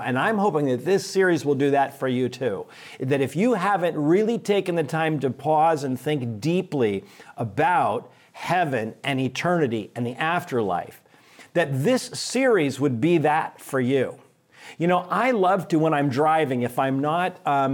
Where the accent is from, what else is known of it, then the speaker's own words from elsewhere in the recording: San Francisco, California, United States; moved away as an adult; now in Chicago, United States; I am from San Francisco originally. This is my home. I grew up just up the street from Reardon on Brentwood Avenue